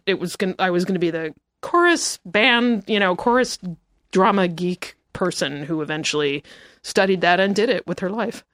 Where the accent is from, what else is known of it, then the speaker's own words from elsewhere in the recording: United States; also born or lived in New York; now in Los Angeles, United States; I am from New Jersey and New York